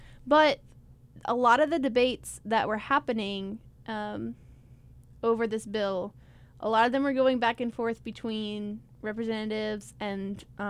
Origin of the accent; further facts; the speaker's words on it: South Carolina, United States; I'm also from South Carolina. I don't know if I'd travel to Greenville specifically.